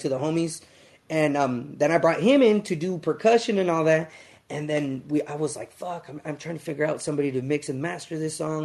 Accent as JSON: {"language": "English", "town": "Los Angeles", "region": "California", "country": "United States", "tie": "born or raised there", "moved": "as an adult", "lives_now": "San Antonio, United States", "said": "I was born and raised in L.A."}